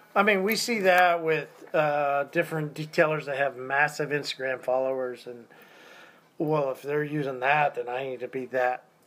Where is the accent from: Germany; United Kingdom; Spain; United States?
United States; Tulsa, Oklahoma; also born or lived in Arkansas; I was grown up in Tulsa, Oklahoma